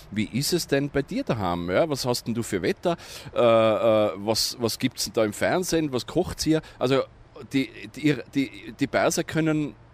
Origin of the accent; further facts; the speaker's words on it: Innsbruck, Tyrol, Austria; now in Tehran, Iran; Ja, ich bin aus Innsbruck.